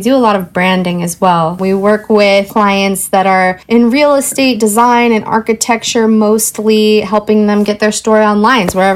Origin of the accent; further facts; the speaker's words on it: Portland, Oregon, United States; I was born and raised in Portland.